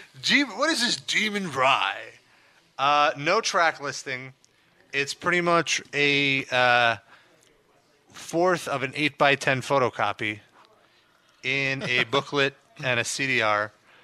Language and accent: English; New York, United States; I'm from New York.